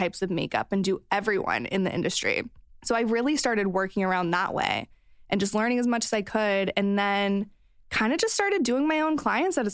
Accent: Missouri, United States; moved away; I grew up in Missouri

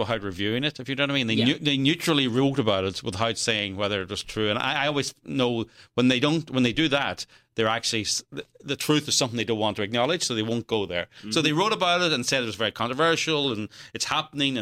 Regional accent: Northern Ireland, United Kingdom; accent: Irish; moved away; I come from Northern Ireland, I grew up during the Troubles.

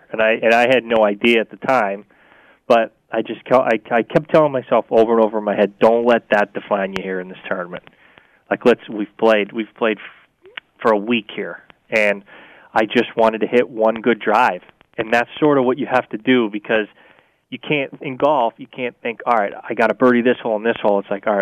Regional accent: Vermont, United States; I grew up in Vermont with winter, too

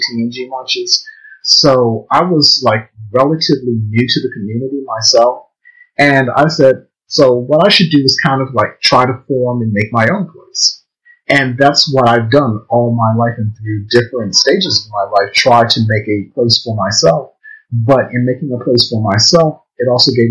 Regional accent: Baltimore, Maryland, United States; I live in Baltimore. I was born and raised in Baltimore.

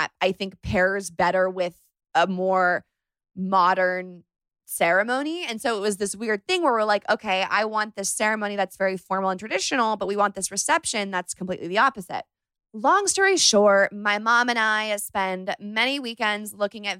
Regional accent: Northern California, United States; I'm from Northern California

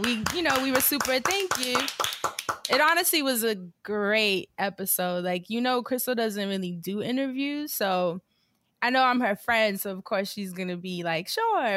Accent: New York, United States; moved away; I'm a New Yorker, like a bl- true blue New Yorker

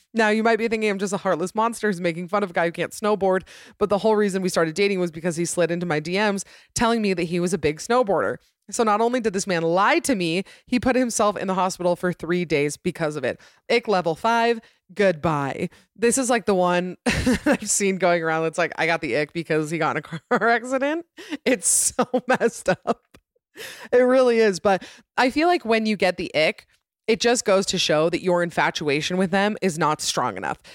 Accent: Utah, United States; my home state of Utah

